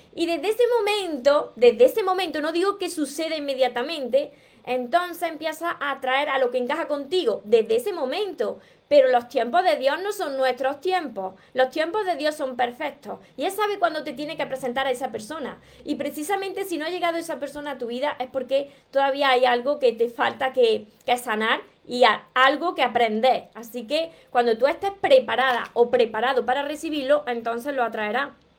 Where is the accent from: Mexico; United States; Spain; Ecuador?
Spain; Córdoba, Andalusia; accent: Andalusian (drops the S); como soy cordobesa y soy andaluza y me como la S